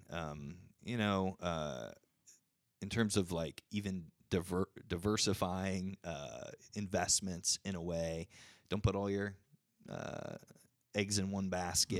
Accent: United States; I'm an American

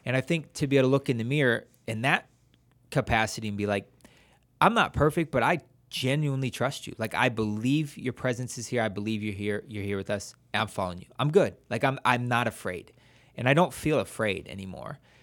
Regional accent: Wadsworth, Ohio, United States; moved away as an adult; now in San Jose, Costa Rica; we're from Watsworth, Ohio, and then we are living in San Jose, Costa Rica

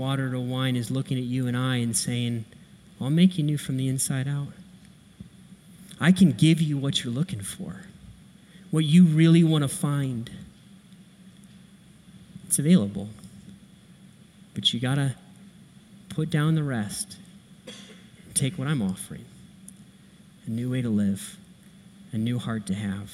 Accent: Akron, Ohio, United States; I grew up right here in Akron, Ohio.

